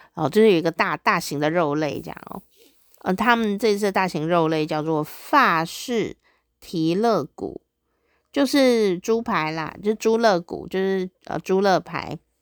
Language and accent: Chinese; Taiwan; 我们台湾有很多菜